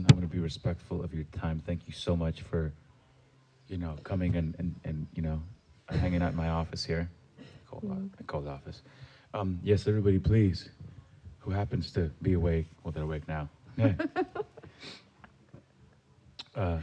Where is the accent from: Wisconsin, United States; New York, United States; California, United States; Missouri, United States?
California, United States; San Diego; Here in San Diego